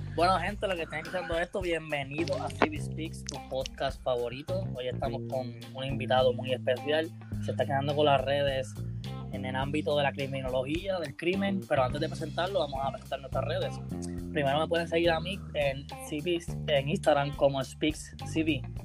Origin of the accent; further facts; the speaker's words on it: Caguas, Puerto Rico; yo soy de Cagua